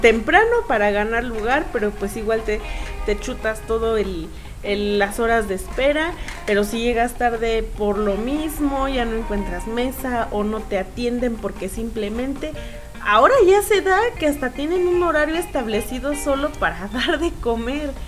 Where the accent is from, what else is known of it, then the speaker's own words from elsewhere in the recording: Mexico; como buenos mexicanos